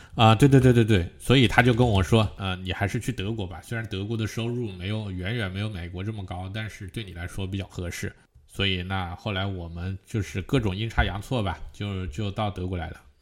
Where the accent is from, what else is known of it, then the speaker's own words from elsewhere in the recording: Hunan, China; moved away as an adult; also born or lived in Northeast China; now in Germany; 我们是湖南的